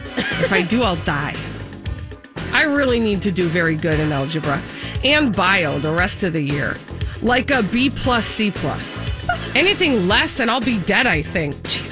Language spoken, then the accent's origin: English; Schaumburg, Illinois, United States; now in Springfield, United States; I'm from Schaumburg. It's kind of by O'Hare. I live in Springfield now.